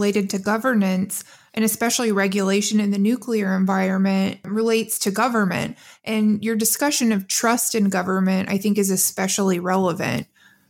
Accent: Midwest, United States; As a Midwesterner

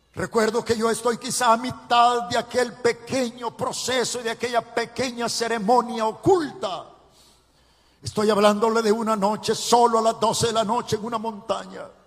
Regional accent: Ciudad Barrios, San Miguel, El Salvador; Nací en Ciudad Barrios, en el departamento de San Miguel, en, el oriente del Salvador

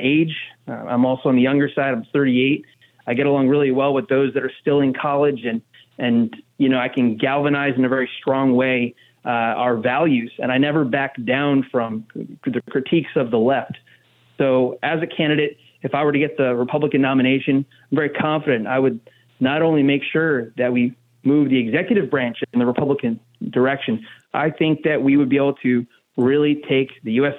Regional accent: New Jersey, United States; as someone born and raised in Jersey

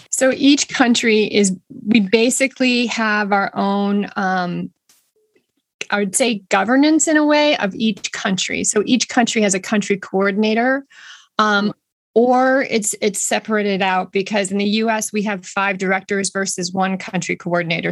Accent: Boston, Massachusetts, United States; I am from the Boston area

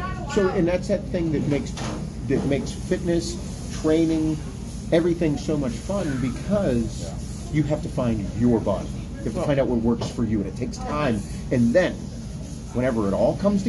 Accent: Pittsburgh, Pennsylvania, United States; I'm from Pittsburgh

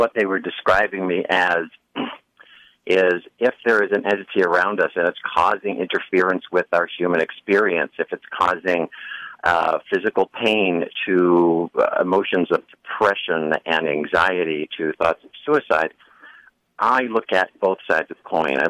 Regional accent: Buffalo, New York, United States; I grew up in Buffalo, New York

